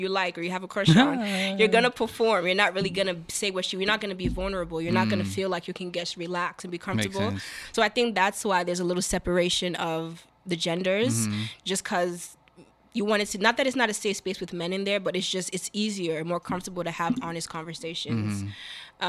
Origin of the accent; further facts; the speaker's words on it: Nigeria; now in United States; I'm Nigerian